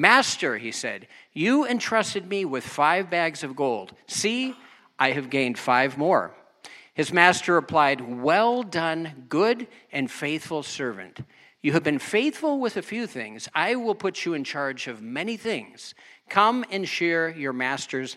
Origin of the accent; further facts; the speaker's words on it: United States; also born or lived in Germany; I'm American